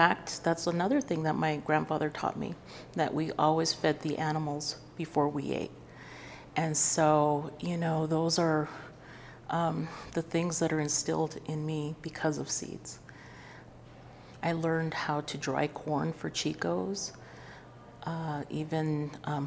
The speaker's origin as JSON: {"language": "English", "town": "Santa Fe", "region": "New Mexico", "country": "United States", "said": "I'm from Santa Fe, New Mexico, and so my story with seeds is really just about my family and how I was raised"}